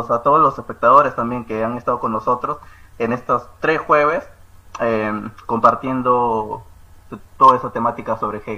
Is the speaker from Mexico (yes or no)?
no; Peru